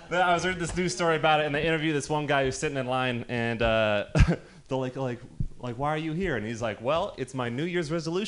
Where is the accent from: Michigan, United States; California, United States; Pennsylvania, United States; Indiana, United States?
California, United States; Marin County; I'm from Marin County